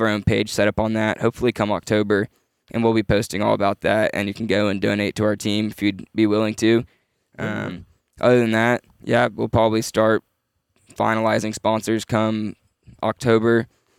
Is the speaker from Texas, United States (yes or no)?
yes; Houston, Texas, United States; moved away as an adult; now in Arkansas, United States; I grew up live in Houston, so only 2.5 hours from Rayburn.